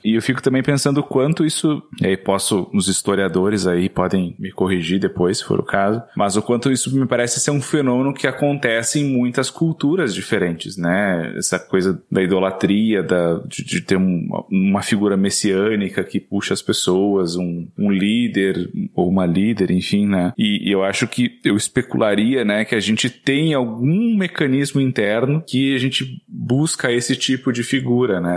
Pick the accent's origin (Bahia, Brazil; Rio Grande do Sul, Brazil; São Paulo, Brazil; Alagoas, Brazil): Rio Grande do Sul, Brazil; moved away